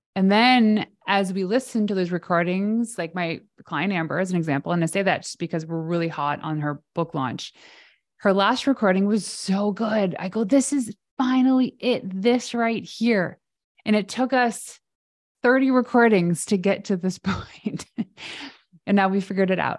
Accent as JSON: {"language": "English", "country": "Canada", "said": "I'm Canadian"}